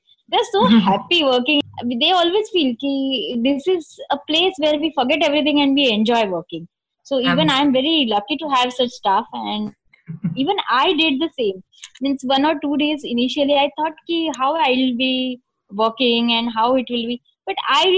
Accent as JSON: {"language": "English", "town": "Thane", "region": "Maharashtra", "country": "India", "tie": "born or raised there", "said": "I was born and brought up in Thane in Mumbai."}